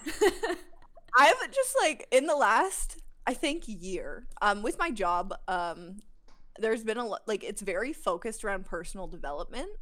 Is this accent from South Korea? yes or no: no; Alberta, Canada; I'm from Alberta